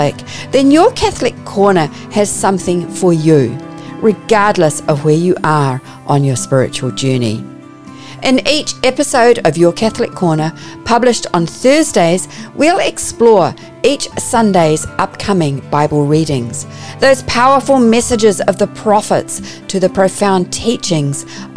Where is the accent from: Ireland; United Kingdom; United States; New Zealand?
New Zealand; accent: Kiwi; You may pick up from my accent that I'm a Kiwi